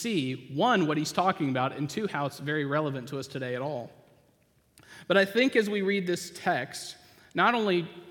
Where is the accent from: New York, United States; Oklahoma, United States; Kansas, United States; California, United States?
Oklahoma, United States; moved away; I grew up in Oklahoma.